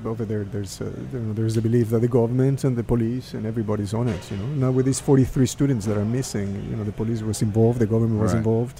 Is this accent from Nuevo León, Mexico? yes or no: no; Mexico City, Mexico; accent: Mexican; moved away; I'm from Mexico City